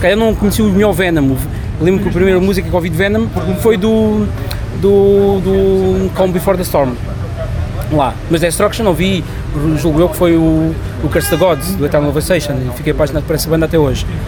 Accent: Barreiro, Setúbal, Portugal; sou do Barreiro e andava numa escola, escola secundária do Barreiro

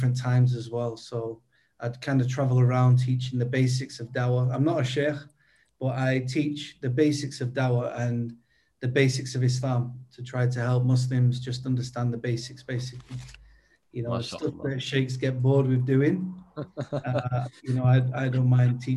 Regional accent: Manchester, North West England, United Kingdom; moved away as an adult; also born or lived in Uganda / Kuwait; now in Turkey; I'm from the UK. I'm from Manchester.

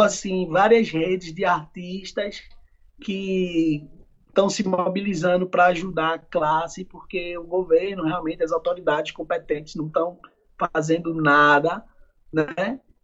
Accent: Pernambuco, Brazil; also born or lived in Argentina; aqui na minha terra natal

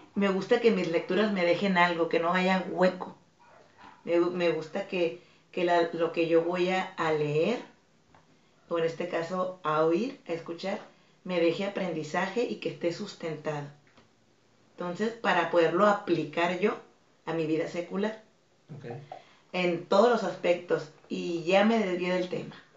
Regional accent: Tijuana, Baja California, Mexico; also born or lived in Mazatlán, Sinaloa; yo nací en Mazatlán. En Mazatlán. Mazatlán, Sinaloa. Y a los tres años de edad eh, vine a radicar aquí a Tijuana. Ah, y de los tres años he estado en Tijuana.

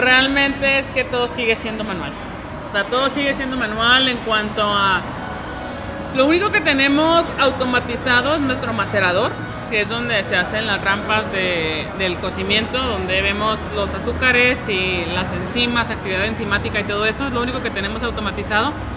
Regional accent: La Paz, Baja California Sur, Mexico; now in Guadalajara, Mexico; yo soy originaria de La Paz

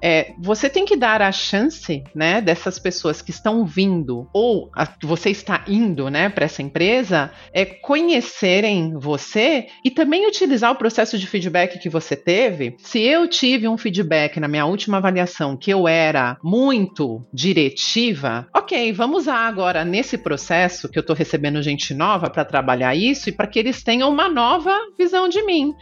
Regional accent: Canoas, Rio Grande do Sul, Brazil; moved away as an adult; also born or lived in São Paulo; now in Miami, United States; Eu nasci em São Paulo, mas fui muito bebê para o Rio Grande do Sul, uma cidade chamada Canoas.

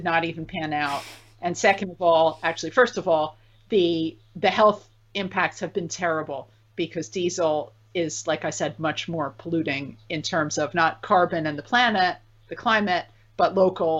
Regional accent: United States; I'm an American

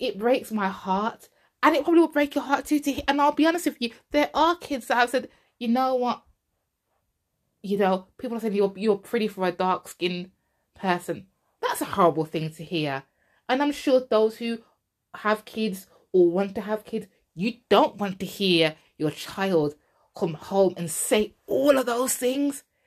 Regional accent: England, United Kingdom; I wasn't born there. I was born in England. I was born in England. But obviously, you know, my roots are Jamaican

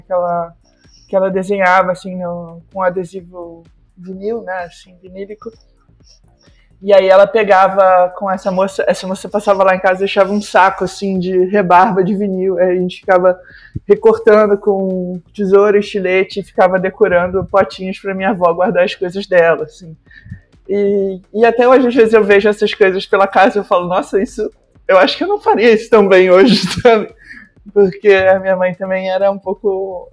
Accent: Macaé, Rio de Janeiro, Brazil; eu nasci em Macaé por um engano, porque eu nasci no dia de Natal, mas a minha irmã nasceu no Rio, a gente morou no Rio quando era bebezinho, e aí a gente foi morar em Macaé, que era a cidade onde os meus avós moravam

